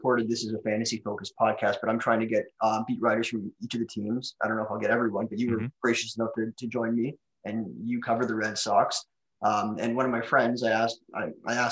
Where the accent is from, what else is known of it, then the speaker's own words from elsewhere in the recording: Toronto, Ontario, Canada; I'm from Toronto, so I am a Blue Jays fan